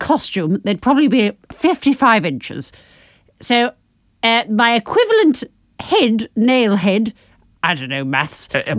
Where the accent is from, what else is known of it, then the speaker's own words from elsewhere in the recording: United Kingdom; we're British.